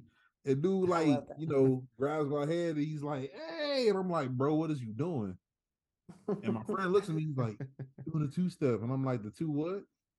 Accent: Long Beach, California, United States; me being from Long Beach

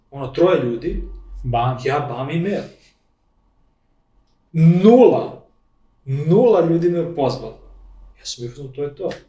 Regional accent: Serbia; ja sam taj, taj iz Srbije

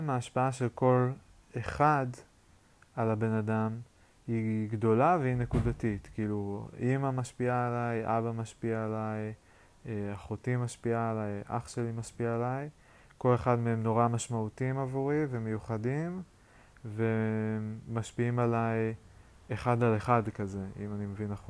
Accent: Yokneam, Northern District, Israel; אני במקור מהצפון, מיוקנעם, לפני זה מקיבוץ, אז אני גם קצת קיבוצניק, אני כאילו קצת סלט.

